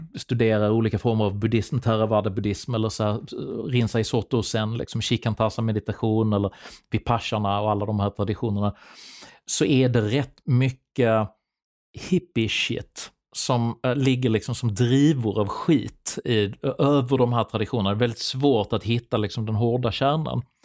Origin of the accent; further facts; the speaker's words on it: Sweden; min uppväxt i Sverige